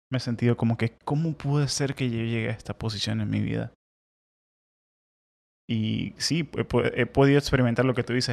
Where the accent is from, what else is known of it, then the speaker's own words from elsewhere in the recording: Venezuela; moved away as an adult; now in United States; en Venezuela nunca tuve problemas para dormir, con toda la inseguridad, con todas las locuras.